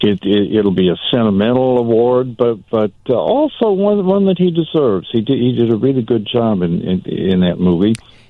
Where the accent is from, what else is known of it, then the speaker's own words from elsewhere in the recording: Ireland; I love that movie. Well, I'm Irish. What can I say? Those idiots are my peeps.